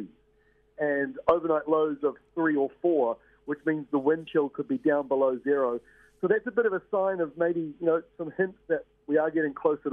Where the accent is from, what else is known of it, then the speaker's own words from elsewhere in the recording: Waikato, New Zealand; growing up in Waikato